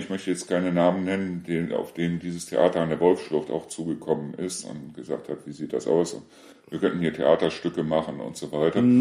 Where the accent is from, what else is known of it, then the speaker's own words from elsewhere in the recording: Neuss, North Rhine-Westphalia, Germany; now in Deißel, Germany; Nee, aber äh, ich komme ja ursprünglich aus Neuss und aus Neuss sind wir ja weggezogen, weil mein Sohn verstorben ist.